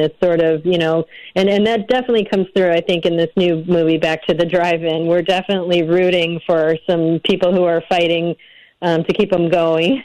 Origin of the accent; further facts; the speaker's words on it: north of Chicago, Illinois, United States; now in Los Angeles, United States; I'm from Illinois, and I grew up north of Chicago.